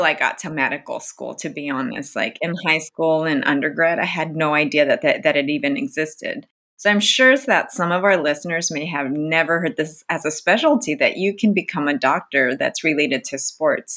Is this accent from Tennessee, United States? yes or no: no; Oceanside, California, United States; I'm from Oceanside, which is where the base is. So we meet a lot of, I had friends growing up that moved around a lot